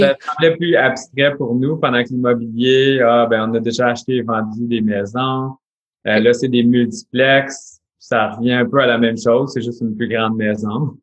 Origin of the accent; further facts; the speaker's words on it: Ontario, Canada; on est franco-ontarien. Alors oui, on parle français, tout ça, mais on habite en Ontario